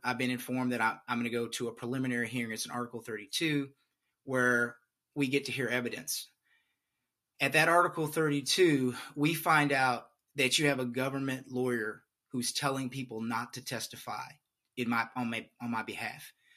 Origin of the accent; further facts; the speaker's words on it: Beaumont, Texas, United States; I'm originally from a place called Beaumont, Texas